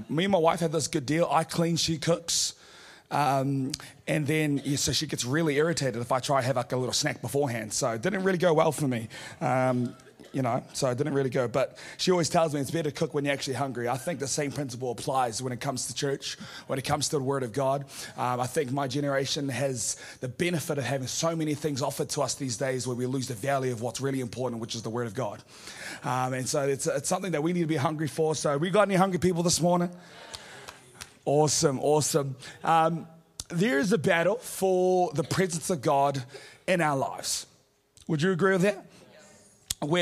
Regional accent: Auckland, New Zealand; I'm from Auckland

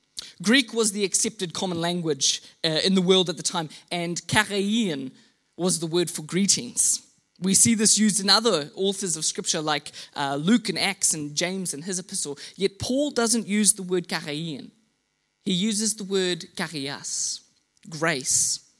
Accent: Mozambique; also born or lived in Kenya; Growing up in rural Mozambique, I was the son of missionaries. And so I grew up in Southeast Africa, in Mozambique. I was educated in Kenya.

